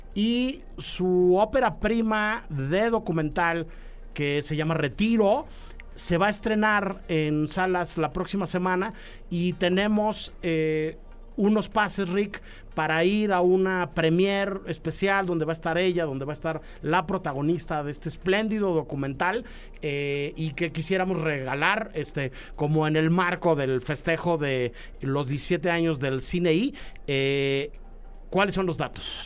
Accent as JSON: {"language": "Spanish", "country": "Mexico", "said": "como mexicanos"}